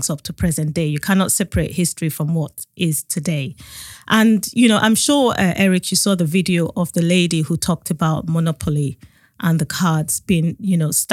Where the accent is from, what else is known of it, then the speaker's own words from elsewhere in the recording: Nigeria; now in United Kingdom; I grew up in Nigeria